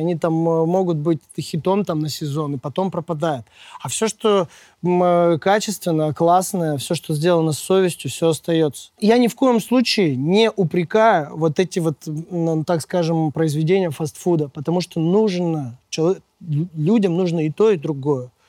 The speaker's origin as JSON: {"language": "Russian", "town": "Perm", "region": "Perm Krai", "country": "Russia", "tie": "born or raised there", "moved": "yes", "lives_now": "Moscow, Russia", "said": "я сам родом из Перми"}